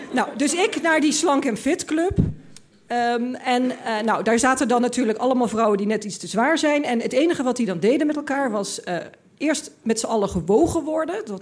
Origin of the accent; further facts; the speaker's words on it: Limburg, Netherlands; ik, ik kwam uit Limburg, ik had dat allemaal niet meegemaakt.